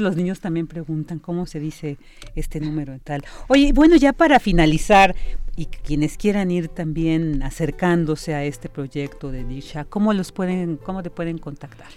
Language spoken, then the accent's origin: Spanish; Mexico; nosotros como mexicanos, que venimos, somos eh, hijos de todas estas culturas